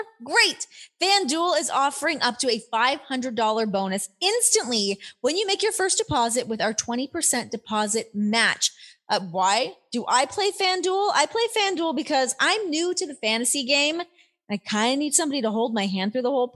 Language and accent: English; Canada; now in United States; I grew up in Canada